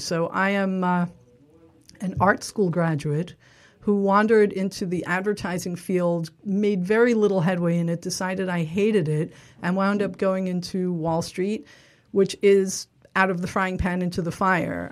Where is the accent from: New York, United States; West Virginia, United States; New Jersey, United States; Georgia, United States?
New York, United States; New York City; I grew up in Little Neck in Queens.